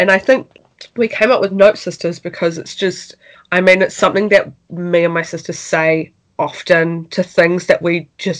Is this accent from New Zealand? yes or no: yes; Wellington, New Zealand; We're from Wellington, New Zealand. That's where we're currently living as well.